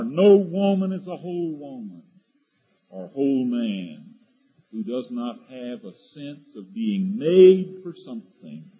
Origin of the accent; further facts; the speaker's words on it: eastern North Carolina, United States; moved away as an adult; When I came to Asbury College out of the swamps of North Carolina, down in the eastern part of North Carolina, you couldn't get in or out of my hometown without going through Green Swamp